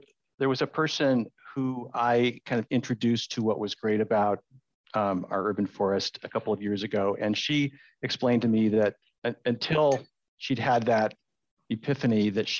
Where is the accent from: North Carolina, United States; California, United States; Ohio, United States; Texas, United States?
California, United States; San Diego; now in San Francisco, United States; And I'm from San Diego, which is the Tory pine is native to a little area near San Diego.